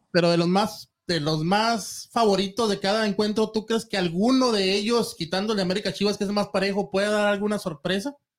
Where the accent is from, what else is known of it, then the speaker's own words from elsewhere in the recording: Mexico; nosotros también como mexicanos